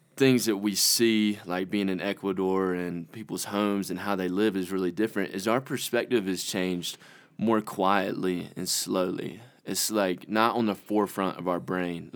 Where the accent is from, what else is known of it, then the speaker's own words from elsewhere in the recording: Conway, South Carolina, United States; I'm from Conway, South Carolina.